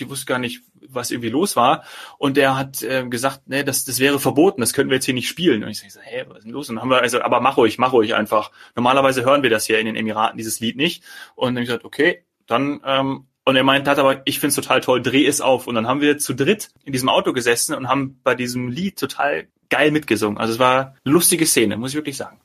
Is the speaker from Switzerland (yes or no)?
no; Germany; ich irgendwie der einzige Deutsche